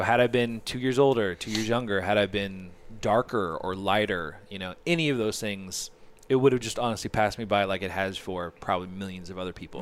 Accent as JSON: {"language": "English", "area": "Orange County", "region": "Southern California", "country": "United States", "tie": "born or raised there", "said": "I grew up in Orange County, so I didn't, like, live in L"}